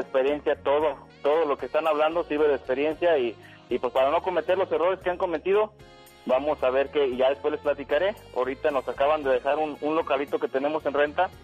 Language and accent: Spanish; Nayarit, Mexico; moved away; Nosotros somos de Nayarit y el pescado zarandeado es típico